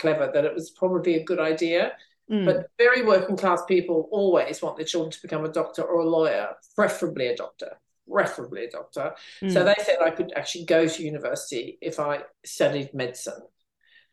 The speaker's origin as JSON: {"language": "English", "region": "Queensland", "country": "Australia", "tie": "born or raised there", "moved": "yes", "lives_now": "London, United Kingdom", "said": "I grew up in Queensland, Australia."}